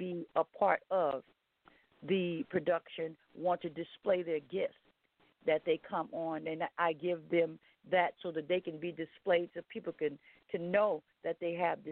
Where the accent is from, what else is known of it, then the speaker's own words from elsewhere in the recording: Baton Rouge, Louisiana, United States; also born or lived in Independence, Louisiana; I was born in Independence, Louisiana, raised on a tribe, Lolly Kemp, tribe in Louisiana, moved to Baton Rouge, continued to be reared there